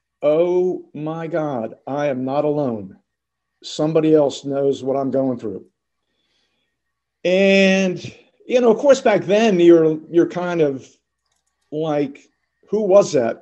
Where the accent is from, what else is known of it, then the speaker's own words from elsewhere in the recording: United States; that's one of the benefits of growing up outside of New York City in the, you know, the late 50s, early 60s.